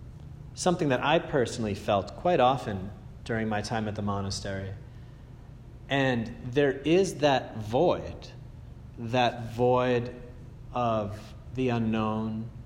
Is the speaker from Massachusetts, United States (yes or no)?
yes; Andover, Massachusetts, United States; I come from Andover